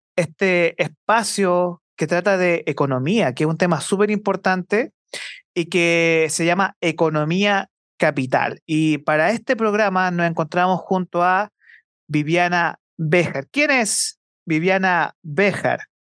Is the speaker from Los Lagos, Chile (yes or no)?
no; Santiago, Santiago Metropolitan Region, Chile; yo, como santiaguino formado acá en Santiago